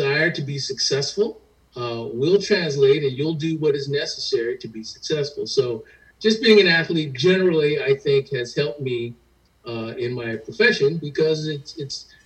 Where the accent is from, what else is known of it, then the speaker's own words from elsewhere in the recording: San Diego, California, United States; I grew up in San Diego